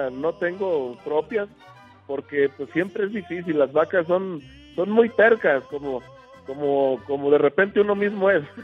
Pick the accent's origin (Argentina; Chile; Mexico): Mexico; Tamazula de Gordiano, Jalisco; yo soy originario de Tamazula de Gordiano, Jalisco, la tierra de los hermanos Aiza.